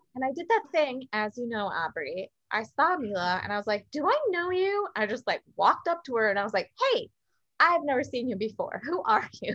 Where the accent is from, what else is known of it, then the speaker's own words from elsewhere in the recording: San Miguel de Allende, Guanajuato, Mexico; also born or lived in United States; San Miguel de Allende, Guanajuato, um, in the heart of Mexico. As you guys know, I've talked about it a lot. It is my hometown.